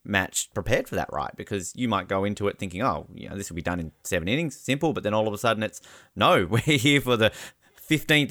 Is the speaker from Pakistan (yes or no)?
no; Australia; moved away; as an Australian